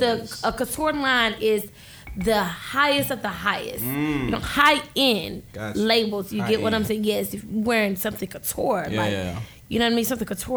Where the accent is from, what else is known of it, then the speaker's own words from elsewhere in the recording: Atlanta, Georgia, United States; Atlanta. I'm from Atlanta.